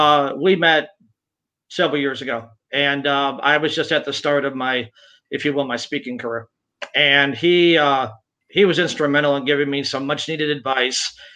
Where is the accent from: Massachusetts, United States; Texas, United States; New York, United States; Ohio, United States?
New York, United States; Binghamton; moved away as an adult; also born or lived in Albany, New York; upstate New York, Binghamton, where I grew up. Spent about 15 years in Albany after